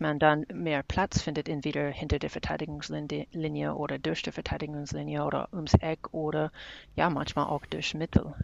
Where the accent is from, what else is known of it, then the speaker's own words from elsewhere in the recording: Kansas, United States; now in Heidelberg, Germany; ich komme jetzt aus Kansas und wohne in Heidelberg